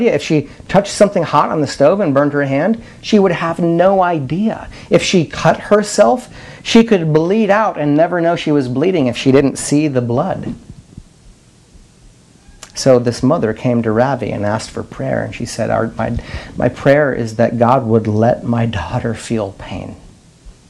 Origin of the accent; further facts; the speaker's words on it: Madison, South Dakota, United States; moved away; in Madison, my hometown